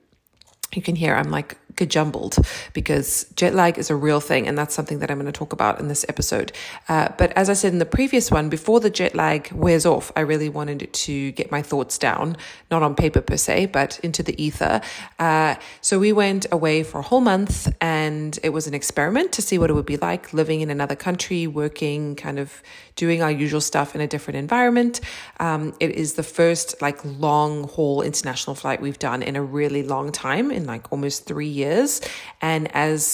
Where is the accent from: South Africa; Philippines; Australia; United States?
South Africa; growing up in South Africa